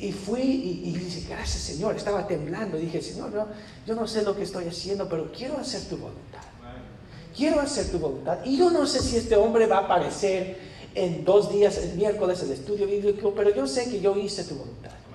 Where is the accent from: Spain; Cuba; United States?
United States; yo soy americano, yo soy bien güero